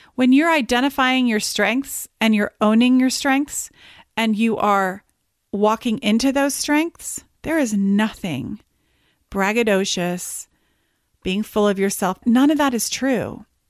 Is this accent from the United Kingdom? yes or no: yes; United Kingdom; I am Brit by birth